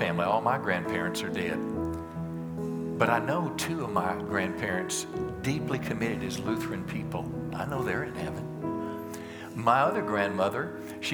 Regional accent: United States; as American Christians

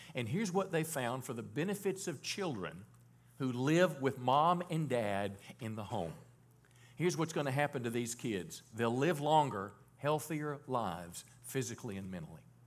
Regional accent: Mississippi, United States; moved away; I was born in Mississippi

